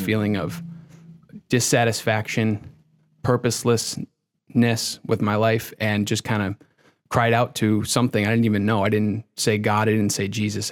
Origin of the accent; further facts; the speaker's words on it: Connecticut, United States; moved away as an adult; also born or lived in Boston, Massachusetts; now in Massachusetts, United States; I grew up in Connecticut